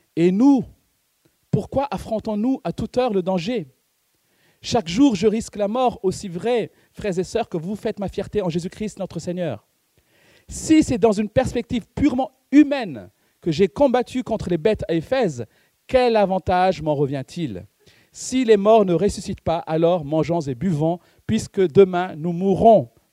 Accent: Madagascar; C'est parce que je suis malgache que je mange du riz

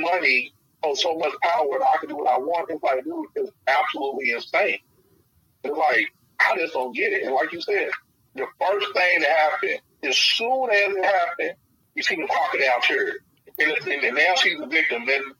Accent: Louisville, Kentucky, United States; I'm born and raised in Louisville, lived in Louisville all my life.

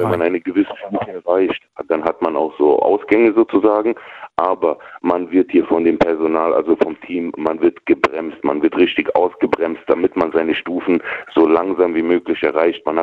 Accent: Frankfurt, Hesse, Germany; komme aus Frankfurt am Main.

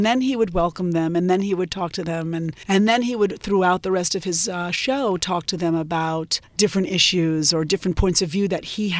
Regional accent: New York, United States; growing up in New York

